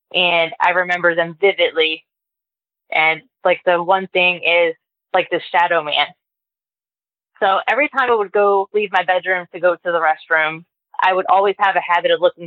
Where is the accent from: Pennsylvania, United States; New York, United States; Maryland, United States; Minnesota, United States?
Maryland, United States; Baltimore; I grew up in Baltimore in a row home.